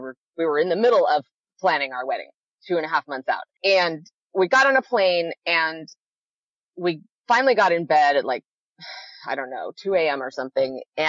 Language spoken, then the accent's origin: English; California, United States; I'm a Californian through and through.